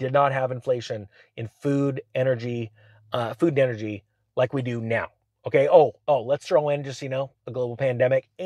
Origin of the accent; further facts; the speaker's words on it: California, United States; my hometown in California